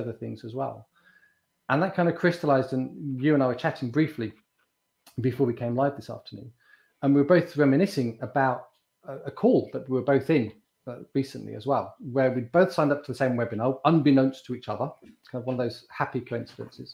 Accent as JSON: {"language": "English", "country": "United Kingdom", "said": "We're both in Britain. We're both British"}